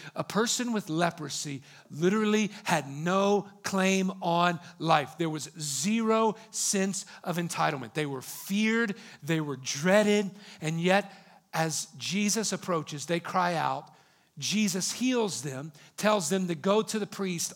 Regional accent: United States; in our country, in America

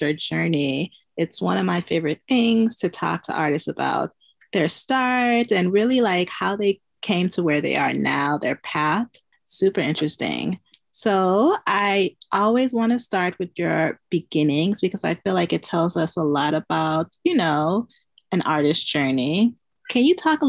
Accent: Chicago, Illinois, United States; born or raised there

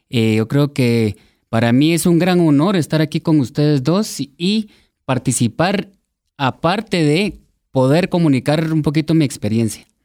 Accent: Guatemala; born or raised there

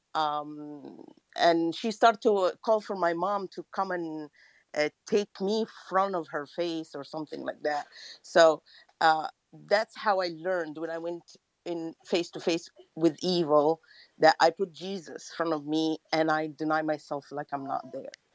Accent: Egypt; English is a second language; english is not my first language i'm from egypt

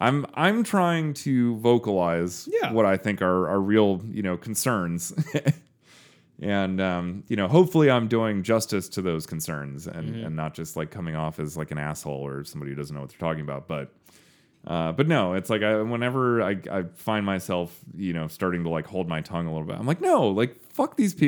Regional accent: United Kingdom; Hey, I'm British.

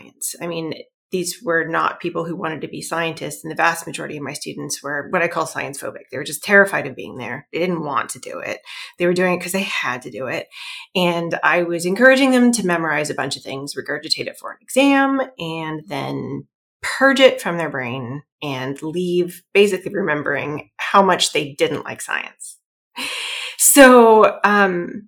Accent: Iowa, United States; moved away as an adult; now in Massachusetts, United States; I'm originally from Iowa, actually. It's in the middle of the United States

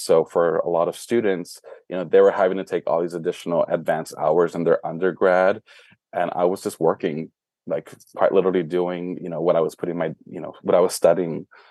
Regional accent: Brownsville, Texas, United States; now in Dallas, United States; was born and raised in Brownsville, Texas

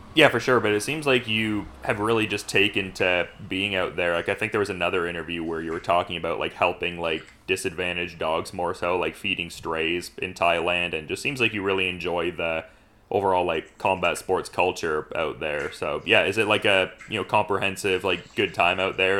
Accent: Oshawa, Ontario, Canada; I'm from Oshawa, Ontario

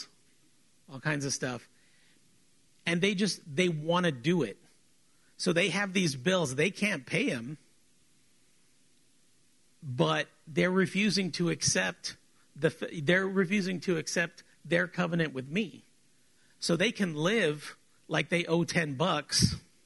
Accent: South Texas, United States; we're South Texan

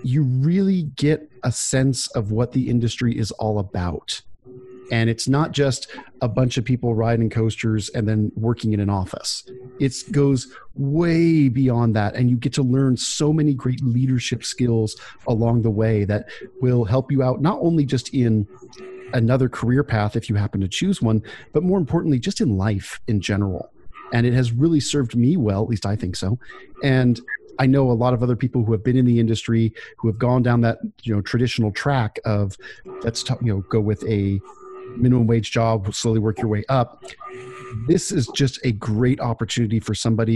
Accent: San Francisco Bay Area, California, United States; moved away as an adult; now in Arlington, United States; I grew up in the Bay Area, San Francisco Bay Area, for years

